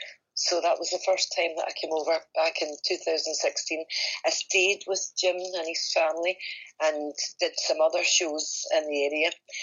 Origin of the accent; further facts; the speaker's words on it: Scotland, United Kingdom; I was born in Scotland, yes. I've always lived here.